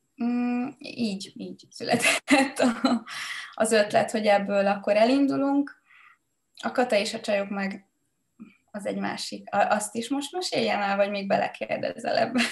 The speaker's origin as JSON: {"language": "Hungarian", "country": "Hungary", "tie": "born or raised there", "moved": "yes", "said": "egy egyszerű családból jövök, egy faluból a Mátraaljáról"}